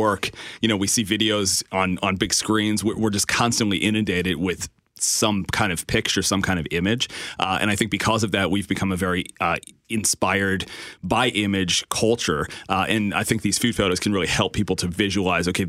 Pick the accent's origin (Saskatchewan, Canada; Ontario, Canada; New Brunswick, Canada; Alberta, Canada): New Brunswick, Canada; Moncton; I am from Moncton, New Brunswick